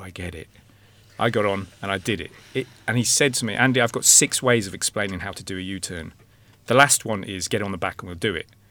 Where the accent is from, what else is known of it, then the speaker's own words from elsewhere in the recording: England, United Kingdom; now in Ireland; I'm English